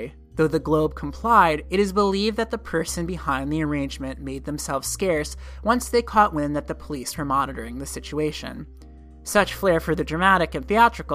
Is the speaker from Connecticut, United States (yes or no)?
yes; Connecticut, United States; my home state of Connecticut